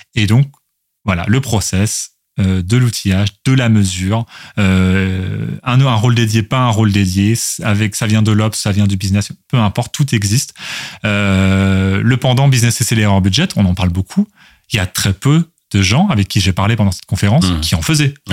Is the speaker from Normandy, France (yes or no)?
yes; Louviers, Normandy, France; moved away as an adult; also born or lived in Rouen / Toulouse; je suis né à Louviers, commune de 18 000 habitants, donc dans l'Eure, en Haute-Normandie. bon, la Normandie désormais. et dans la dans la dans laquelle je suis je suis resté jusqu'au lycée.